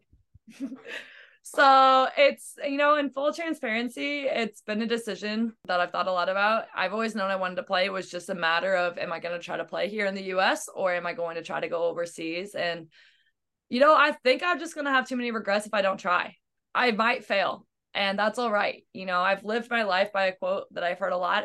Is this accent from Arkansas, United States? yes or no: no; Missouri, United States; now in Iowa, United States; I'm from Missouri and I've moved to Iowa and that's all I've ever moved